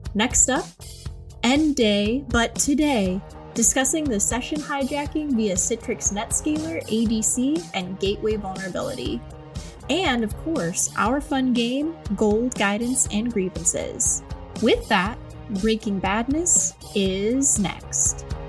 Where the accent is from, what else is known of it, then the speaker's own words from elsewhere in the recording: Cleveland, Ohio, United States; I'm from Cleveland